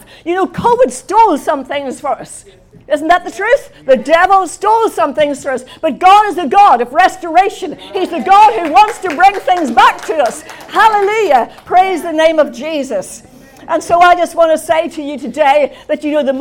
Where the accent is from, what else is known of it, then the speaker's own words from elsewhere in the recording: Belfast, Northern Ireland, United Kingdom; also born or lived in London; I come from Belfast in Northern Ireland. I left Northern Ireland to go to London on promotion when I was in my 20s.